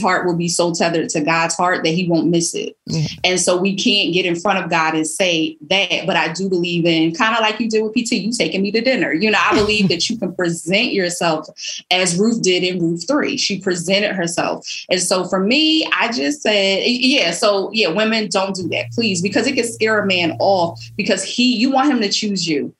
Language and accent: English; Philadelphia, Pennsylvania, United States; when I was young growing up in Philly